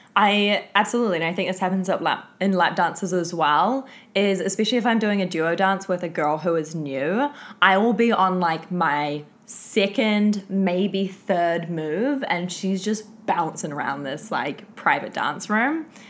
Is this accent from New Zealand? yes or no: yes; Auckland, New Zealand; I am not from Wellington. I am from also the North Island, but I'm from Auckland